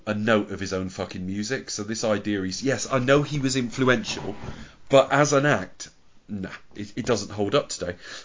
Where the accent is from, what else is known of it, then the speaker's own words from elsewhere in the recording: United Kingdom; I'm British